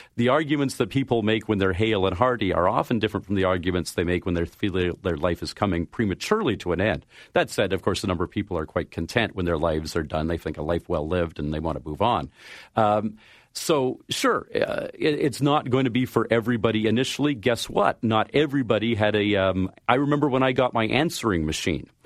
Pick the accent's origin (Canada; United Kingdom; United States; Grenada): Canada; I am a Canadian